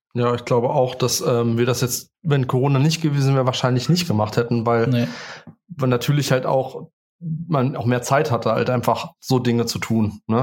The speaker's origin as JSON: {"language": "German", "town": "Spangenberg", "region": "Hesse", "country": "Germany", "said": "Ich komme aus Spangenberg"}